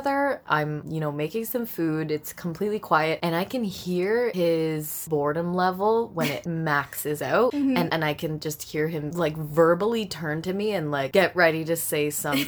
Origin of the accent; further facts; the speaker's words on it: Brampton, Ontario, Canada; I was raised in Brampton